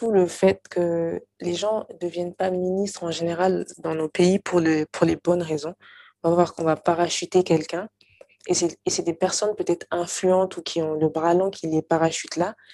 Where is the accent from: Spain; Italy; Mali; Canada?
Mali; now in France; moi, de toute façon, j'ai quitté le Mali depuis longtemps, ça fait 11 ans, bientôt plus de, plus de 11 ans. Et donc, quand j'y étais, j'étais assez jeune